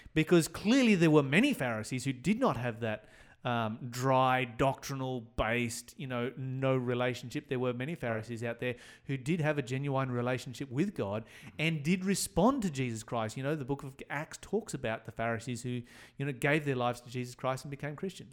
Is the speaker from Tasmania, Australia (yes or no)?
yes; Tasmania, Australia; I come from Tasmania, took place in the, uh, Hobart area